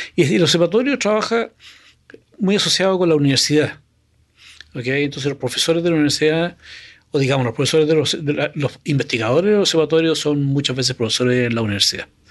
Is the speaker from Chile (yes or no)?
yes; Chile; moved away as an adult; also born or lived in Canada; el año 82 me fui fuera de Chile a estudiar a Canadá